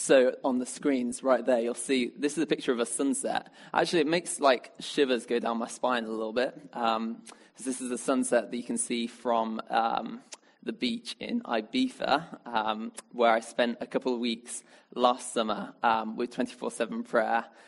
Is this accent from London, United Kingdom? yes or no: no; Birmingham, West Midlands, United Kingdom; now in Oxford, United Kingdom; I come from Birmingham originally